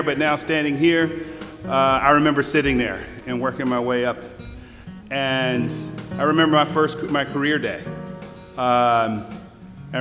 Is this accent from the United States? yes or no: yes; Rome, Georgia, United States; I grew up in North Rome and a little bitty house.